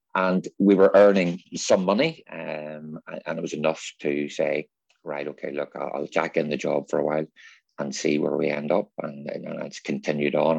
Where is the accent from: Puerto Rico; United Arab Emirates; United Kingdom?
United Kingdom; Northern Ireland; growing up in North, Northern Ireland in the seventies and eighties